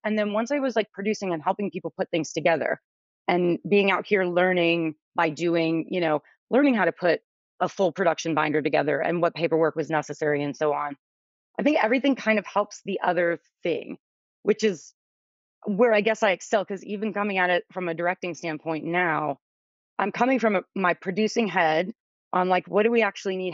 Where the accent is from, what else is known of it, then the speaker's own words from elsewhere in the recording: New Orleans, Louisiana, United States; I'm originally from New Orleans